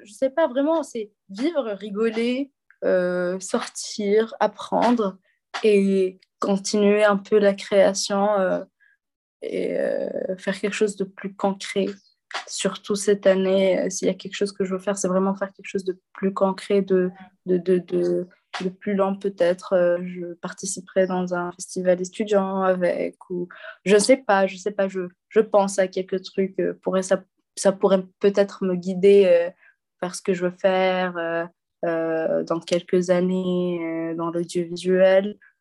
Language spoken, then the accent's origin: French; Hammamet, Tunisia; French is a second language; moved away as an adult; also born or lived in Zarzis, Tunisia; now in Alsace, France; je suis tunisienne. j'ai grandi tunisienne